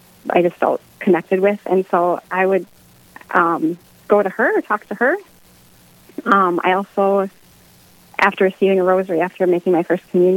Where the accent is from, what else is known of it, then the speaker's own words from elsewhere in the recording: Duluth, Minnesota, United States; I'm from Duluth. I've been grew up here, born here.